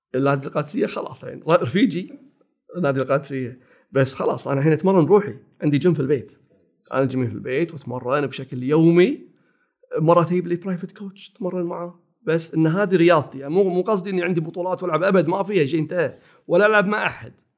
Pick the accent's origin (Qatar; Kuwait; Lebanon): Kuwait; ثاني ابتدائي أولى ابتدائي بالكويت، روضة أولى